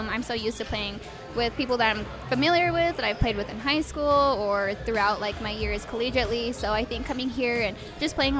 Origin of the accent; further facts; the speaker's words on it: Mescalero, New Mexico, United States; I am a local here in New Mexico. I'm from Mescalero, New Mexico.